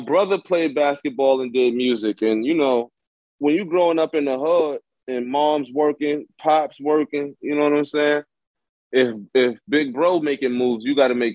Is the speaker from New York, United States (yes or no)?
yes; New York City, New York, United States; growing up in Bed-Stuy, Brooklyn